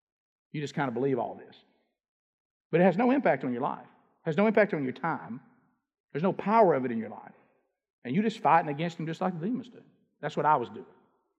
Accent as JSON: {"language": "English", "region": "Alabama", "country": "United States", "said": "because I'm from Alabama."}